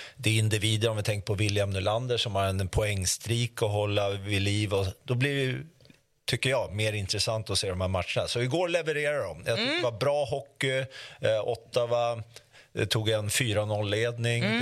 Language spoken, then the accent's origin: Swedish; Sweden; jag är ju faktiskt från Sverige